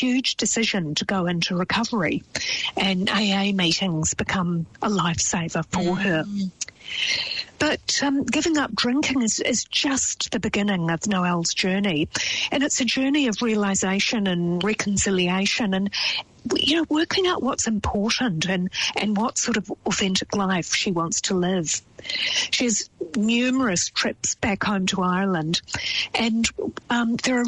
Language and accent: English; New Zealand